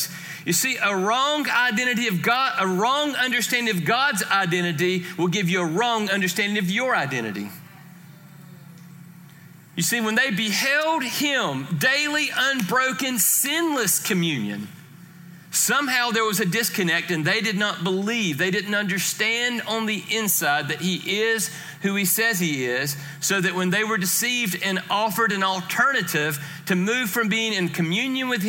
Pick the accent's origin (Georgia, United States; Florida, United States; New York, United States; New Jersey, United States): Georgia, United States; I am from Georgia